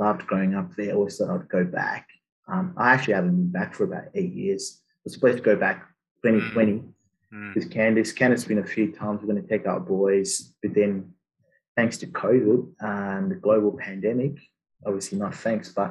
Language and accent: English; Zimbabwe; moved away as an adult; now in Australia; did all my schooling in Zim, Southern Africa